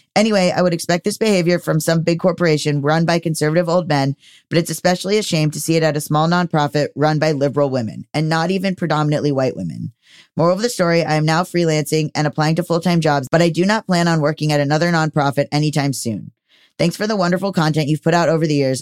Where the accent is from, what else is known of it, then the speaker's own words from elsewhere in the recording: Florida, United States; moved away; I come from Florida